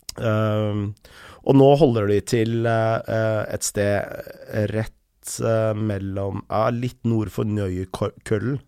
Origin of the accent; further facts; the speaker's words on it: Lørenskog, Akershus, Norway; also born or lived in Enebakk / Snarøya; jeg bodde på Lørenskog til jeg var tolv år